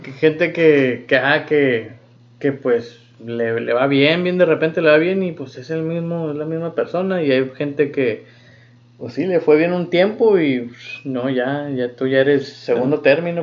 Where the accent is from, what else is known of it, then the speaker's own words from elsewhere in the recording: United States; moved away as an adult; now in Germany; soy de Estados Unidos